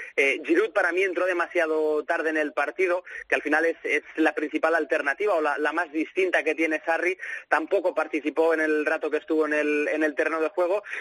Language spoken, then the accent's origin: Spanish; Barcelona, Catalonia, Spain; now in Manchester, United Kingdom; soy de Barcelona